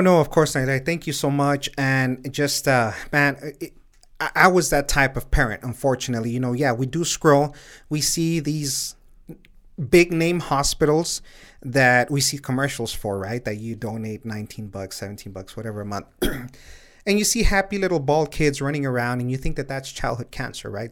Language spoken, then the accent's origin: English; Sunland Park, New Mexico, United States; also born or lived in El Paso, Texas; I was born here in El Paso, and I grew up in Sunland Park, where I currently live right now.